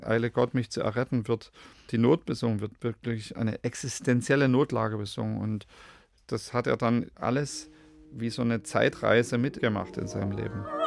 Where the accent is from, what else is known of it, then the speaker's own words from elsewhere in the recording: Radebeul, Saxony, Germany; Ich hatte da meine Heimat ja in Radebeul